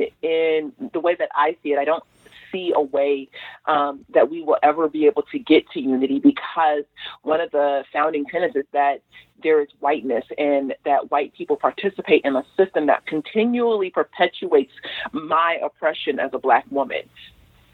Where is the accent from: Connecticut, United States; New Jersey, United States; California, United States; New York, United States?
California, United States; Los Angeles; I grew up in South LA. I was there during the riots